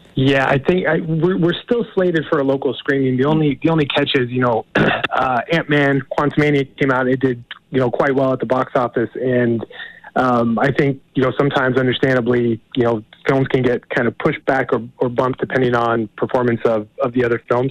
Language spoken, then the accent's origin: English; Montana, United States; I'm actually from Montana.